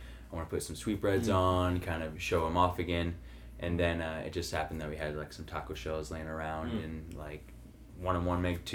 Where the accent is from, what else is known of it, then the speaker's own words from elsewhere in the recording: Farmington, Missouri, United States; moved away as an adult; also born or lived in St. Louis, Missouri; now in Illinois, United States; I was raised in Farmington, Missouri, so an hour south of St. Louis.